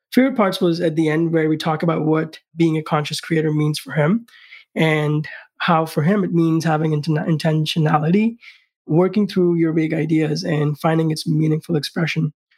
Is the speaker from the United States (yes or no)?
no; India; moved away; growing up in India